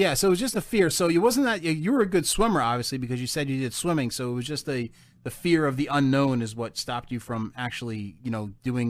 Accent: New Jersey, United States; growing up in Jersey, and I'm sure you don't know this, but like when I was a kid back in the 80s, I'm aging myself again.

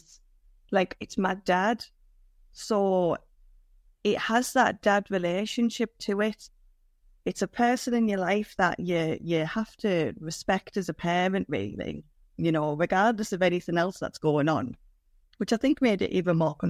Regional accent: Middlesbrough, North East England, United Kingdom; I grew up in the northeast England. I grew up in Middlesbrough.

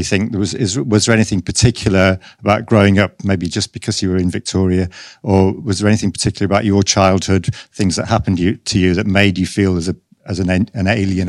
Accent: Yorkshire and the Humber, United Kingdom; I was growing up in Yorkshire in the 70s.

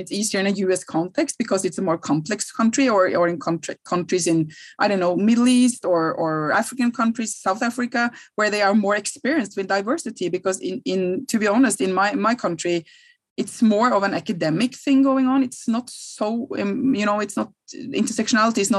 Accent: Norway; I'm from Norway, I'm from Scandinavia, from Northern Europe

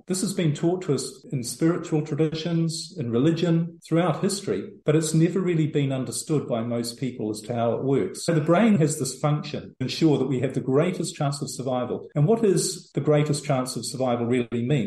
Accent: New Zealand; moved away as an adult; also born or lived in Europe; now in El Salvador; I'm originally from New Zealand

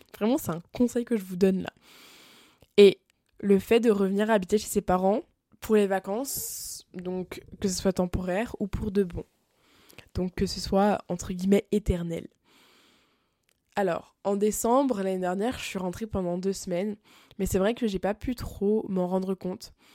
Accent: France; moved away as an adult; now in Montreal, Canada; quand je suis en France

